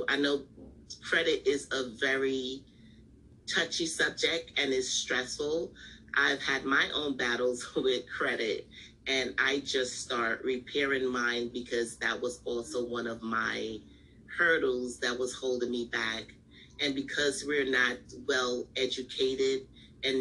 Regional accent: New York, United States; I'm from New York. I live in New York

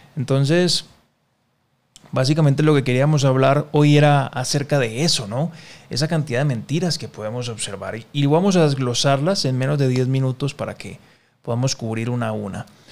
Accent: Colombia; yo soy colombiano

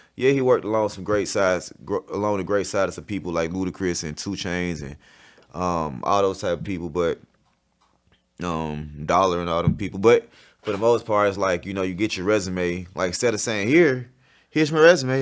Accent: College Park, Georgia, United States; also born or lived in Montgomery, Alabama; I was born out there

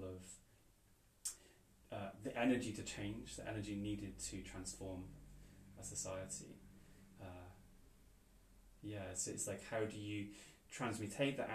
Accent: Wales, United Kingdom; growing up in Wales

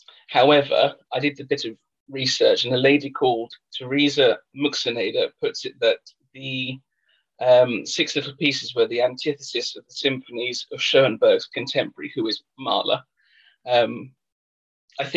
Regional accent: England, United Kingdom; I'm English

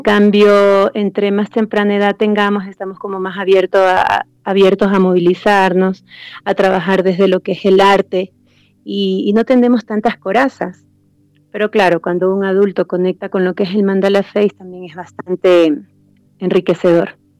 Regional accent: Esmeraldas, Ecuador; now in Quito, Ecuador; yo soy de la costa, soy de la tierra acá del, del calor, donde se comen los mariscos

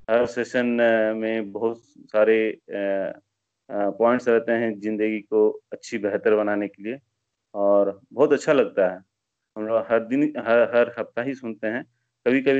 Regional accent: Asansol, West Bengal, India; now in Bangalore, India; मैं basically uh, मैं waste Bengal से हूँ uh, मेरा घर वेस्ट बंगाल में आसनसोल एरिया में है और हम लोग का मैं काफ़ी साल से बैंगलोर में हूँ मेरा बीस साल हो गए बैंगलोर में

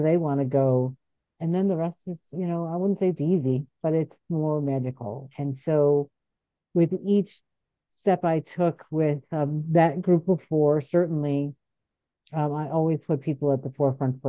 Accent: Chicago, Illinois, United States; also born or lived in Boston / California; I'm from Chicago, moved out to Boston to do all of that, came back to Chicago

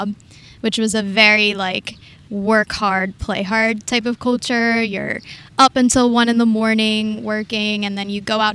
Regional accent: New Jersey, United States; moved away as an adult; now in Ho Chi Minh City, Vietnam; I'm from New Jersey in the USA. Grew up there my whole life, and I'm 28 right now

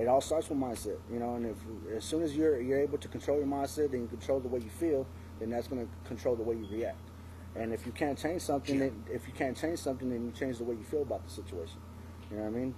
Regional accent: San Antonio, Texas, United States; growing up in San Antonio

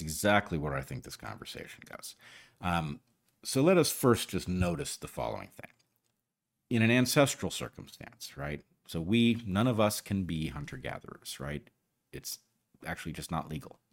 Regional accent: United States; as an American

